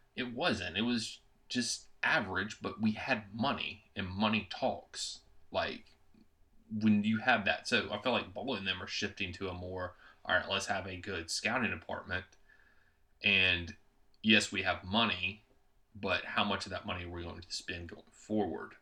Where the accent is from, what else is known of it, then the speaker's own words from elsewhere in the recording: United States; I'm an American